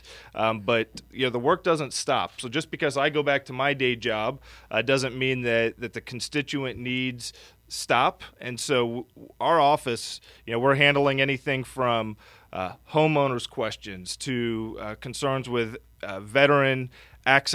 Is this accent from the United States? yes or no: yes; Martin County, Treasure Coast, Florida, United States; also born or lived in San Diego; And I was born and raised right here on the Treasure Coast in Martin County.